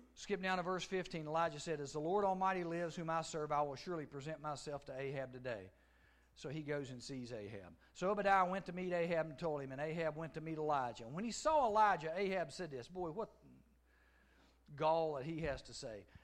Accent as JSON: {"language": "English", "country": "United States", "tie": "born or raised there", "said": "Grew up with him back in Giles, where my hometown is."}